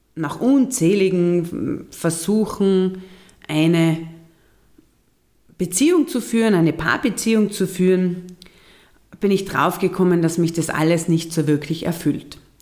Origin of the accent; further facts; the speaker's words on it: Austria; bei uns in Österreich